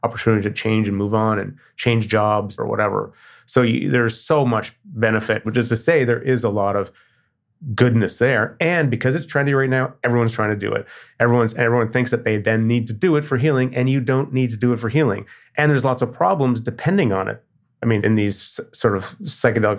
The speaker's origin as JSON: {"language": "English", "country": "Canada", "said": "I'm Canadian."}